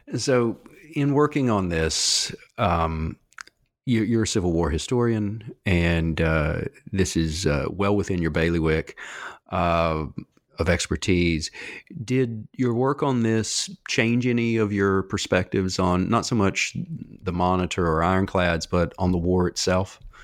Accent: North Carolina, United States; I grew up in the South myself in North Carolina

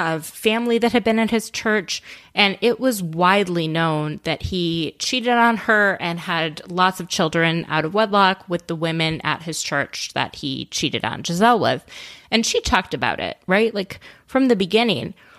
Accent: Minnesota, United States; as a Minnesotan myself

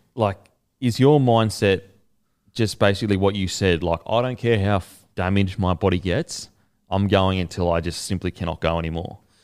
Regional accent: Queensland, Australia; as a Queenslander

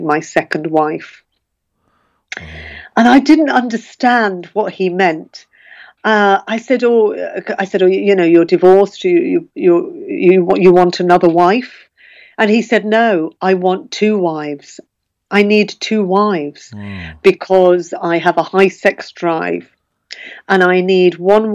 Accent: Birmingham, West Midlands, United Kingdom; growing up in Birmingham, all the girls I went to school with had a lot of Irish friends

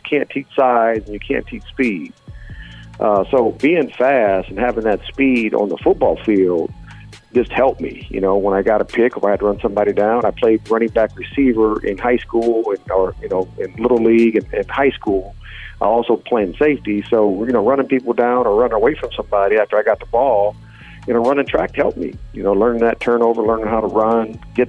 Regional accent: Fort Wayne, Indiana, United States; moved away as an adult; also born or lived in Pittsburgh, Pennsylvania; I grew up in Fort Wayne, Indiana

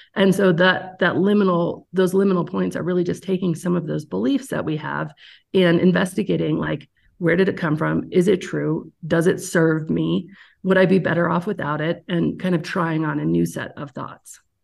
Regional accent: Aspen, Colorado, United States; now in Evergreen, United States; I am from Aspen, Colorado originally. Live in Evergreen, Colorado now

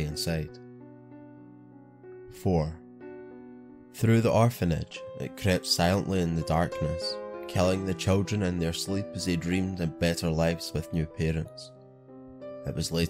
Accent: Scotland, United Kingdom; I'm your Scottish host

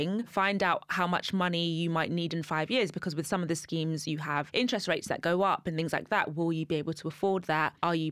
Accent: London, United Kingdom; moved away as an adult; now in Essex, United Kingdom; I grew up in Kensal Green, so it's London, but it's really leafy.

